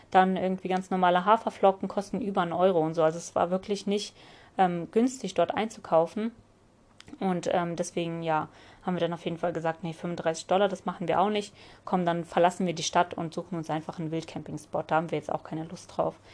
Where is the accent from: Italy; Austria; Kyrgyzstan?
Kyrgyzstan; born there; habe ich einfach mittlerweile schon gesagt, aus Kirgistan, weil ich bin ja aus Kirgistan